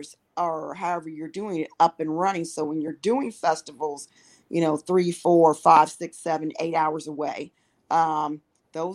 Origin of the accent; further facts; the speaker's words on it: Cincinnati, Ohio, United States; moved away; also born or lived in Kansas City; I'm originally from the funk capital of the world, Cincinnati, Ohio